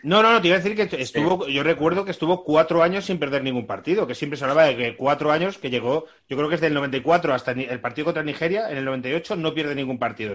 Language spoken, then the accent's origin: Spanish; Biscay, Basque Country, Spain; no soy del mismo sitio, pero soy vizcaínos ambos